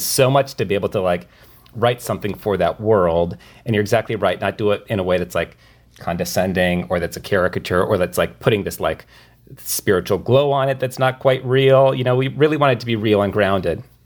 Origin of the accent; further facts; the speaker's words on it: rural Minnesota, United States; moved away; my my hometown in rural Minnesota